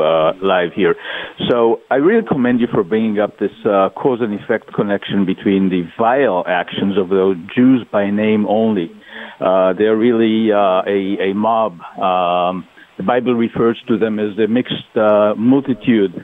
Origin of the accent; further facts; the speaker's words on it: Israel; I'm from Israel. I'm visiting in Silicon Valley